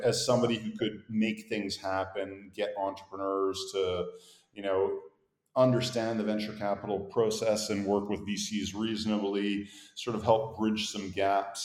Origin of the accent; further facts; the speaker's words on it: Montreal, Quebec, Canada; accent: Canadian; moved away as an adult; also born or lived in Boston, United States / Europe; I have a Canadian accent. I grew up in Montreal, but I'm from Boston. I was born there, so a bit of a hybrid.